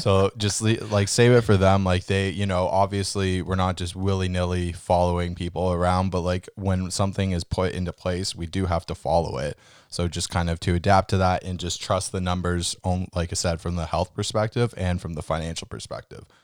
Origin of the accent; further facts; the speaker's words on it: Canada; we're Canadian